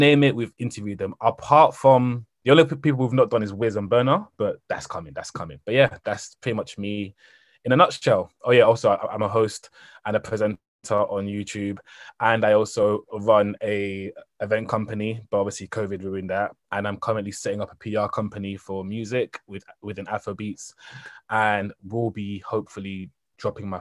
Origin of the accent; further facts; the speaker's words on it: England, United Kingdom; also born or lived in Cameroon; I was born in Cameroon, but then obviously raised in Europe, or England